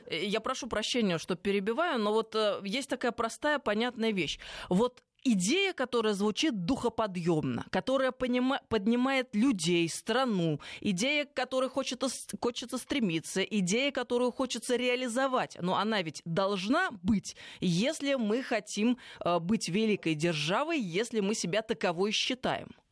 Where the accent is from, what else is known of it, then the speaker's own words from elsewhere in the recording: Tver, Tver Oblast, Russia; moved away; я вот сейчас только что из Твери приехала, откуда я родом